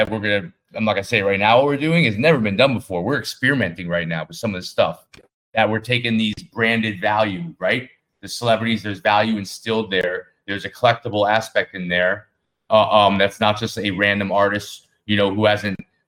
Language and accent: English; United States; I'm American.